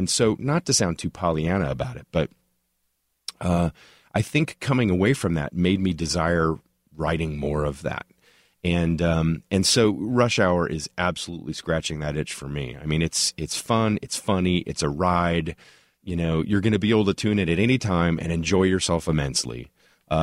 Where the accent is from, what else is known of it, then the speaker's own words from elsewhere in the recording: Tulsa, Oklahoma, United States; I'll go all the way back to when I was a kid growing up in Tulsa, and there was a local AM radio station called KAKC